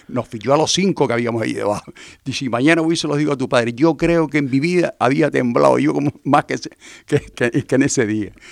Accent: Puerto del Rosario, Canary Islands, Spain; En Puerto nos criamos en el entorno familiar de la Gallarra del Gofio, un pueblo marinero, pesquero

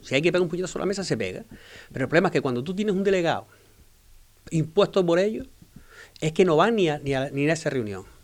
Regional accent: Fuerteventura, Canary Islands, Spain; soy majorero de pura cepa

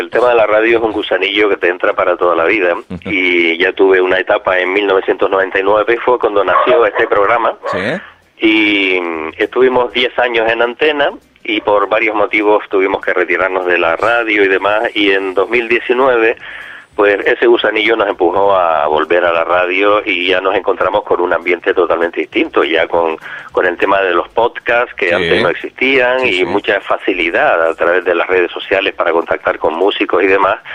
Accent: Canary Islands, Spain; Yo soy de aquí, de Gran

